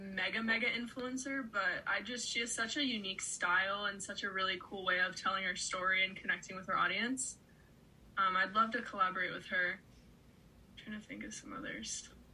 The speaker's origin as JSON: {"language": "English", "country": "United States", "tie": "born or raised there", "said": "I grew up on Lake Erie, so I've always loved, my family had a boat growing up, so I've always loved being on the water."}